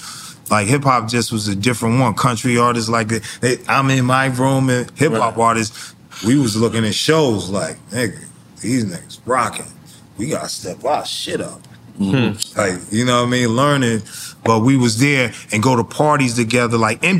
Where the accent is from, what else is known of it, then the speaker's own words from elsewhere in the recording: New Jersey, United States; I came from Jersey, and the homie in the 500E